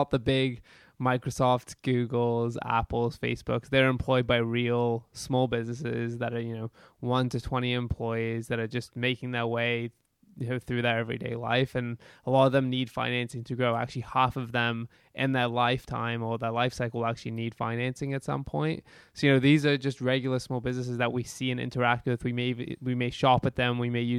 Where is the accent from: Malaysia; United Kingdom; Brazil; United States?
United Kingdom; London; now in London, Canada; Yeah, I grew up in London, which London, England.